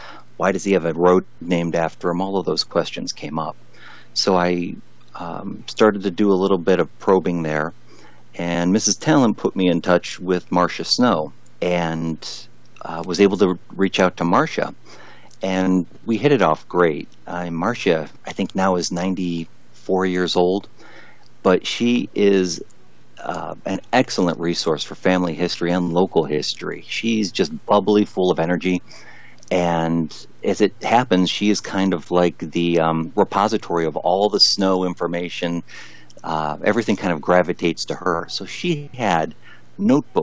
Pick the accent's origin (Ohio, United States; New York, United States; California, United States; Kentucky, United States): Ohio, United States; Columbia Road; my brother and I grew up on Columbia Road